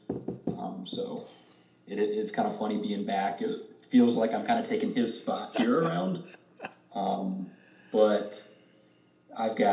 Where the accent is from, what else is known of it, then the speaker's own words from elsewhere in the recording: Zionsville, Indiana, United States; I've lived in Zionsville my entire life.